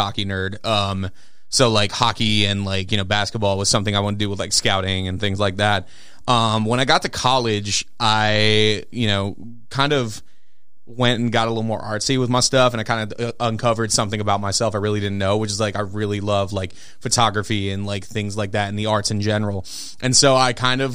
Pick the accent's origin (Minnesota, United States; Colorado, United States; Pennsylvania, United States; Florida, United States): Pennsylvania, United States; Philadelphia; moved away as an adult; also born or lived in Des Moines, Iowa; now in Minneapolis, United States; I grew up in Philly.